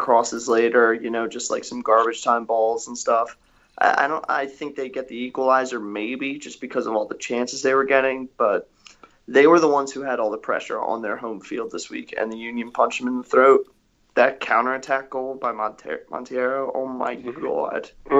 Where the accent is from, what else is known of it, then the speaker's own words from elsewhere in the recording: England, United Kingdom; also born or lived in West Virginia, United States; Well, I'm from England, and I decided, you know, it'd be great for my education. Let's go to West Virginia.